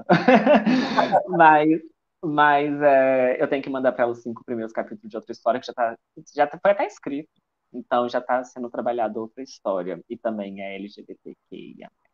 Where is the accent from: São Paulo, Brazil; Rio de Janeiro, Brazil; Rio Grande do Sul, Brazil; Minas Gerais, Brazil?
Minas Gerais, Brazil; Juiz de Fora; accent: mineiro; Sou de Minas Gerais, a cidade de Juiz de Fora